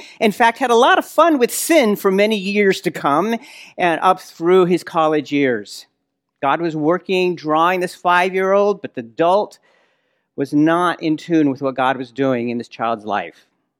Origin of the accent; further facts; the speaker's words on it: Nazareth, Northern District, Israel; marhaba, kif halkum, ana min al-Nasira